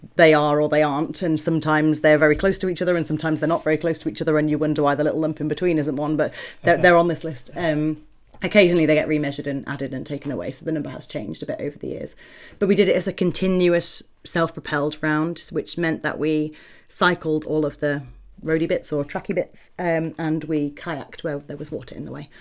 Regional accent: South Staffordshire, West Midlands, United Kingdom; I grew up in South Staffordshire, just outside the West Midlands.

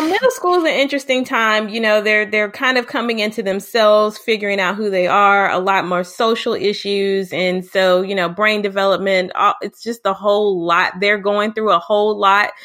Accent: Houston, Texas, United States; also born or lived in Lubbock, Texas; I'm from Houston, Texas

